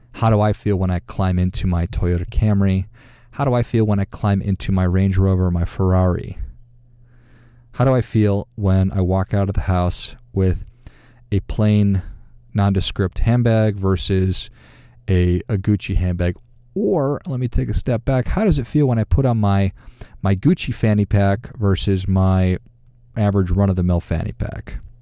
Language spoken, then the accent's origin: English; Duluth, Minnesota, United States; I grew up in Duluth, Minnesota, and great place to grow up